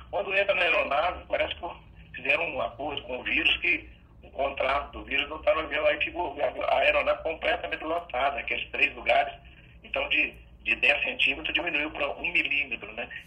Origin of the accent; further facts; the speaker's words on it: Belo Horizonte, Minas Gerais, Brazil; Sou de Belo Horizonte.